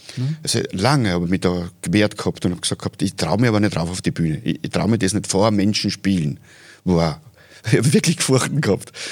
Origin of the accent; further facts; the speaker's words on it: Oberfellabrunn, Lower Austria, Austria; in Oberfellerbrunn, wo ich aufgewachsen bin, das ist gleich bei Hollerbrunn